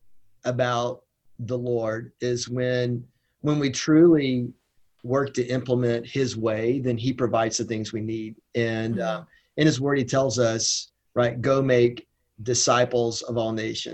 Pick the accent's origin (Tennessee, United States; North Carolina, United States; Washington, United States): North Carolina, United States; Shelby; moved away; I grew up in Shelby, North Carolina, Cleveland County, with my dad.